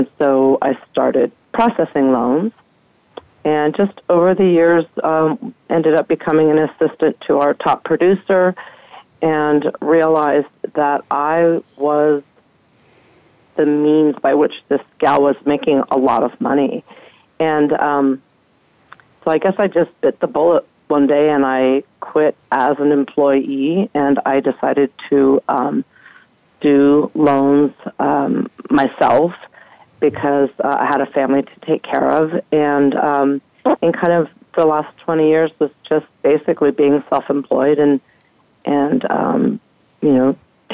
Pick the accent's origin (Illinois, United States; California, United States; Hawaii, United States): California, United States; Marin County; I grew up in Marin County, which is a very affluent area